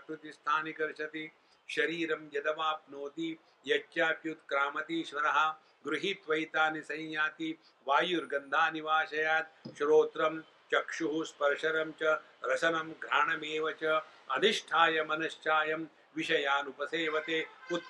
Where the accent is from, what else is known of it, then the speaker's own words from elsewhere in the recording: India; also born or lived in United States; being Indian